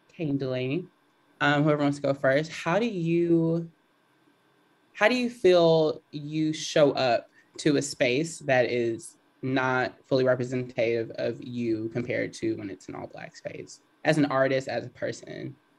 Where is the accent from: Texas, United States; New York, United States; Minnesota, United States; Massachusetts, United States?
Texas, United States; Houston; I grew up in East Side of Houston.